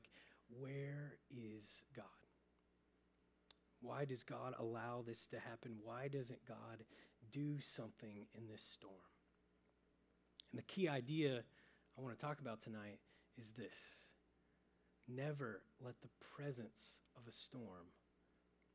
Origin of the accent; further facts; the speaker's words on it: Oklahoma, United States; moved away; I'm originally from Oklahoma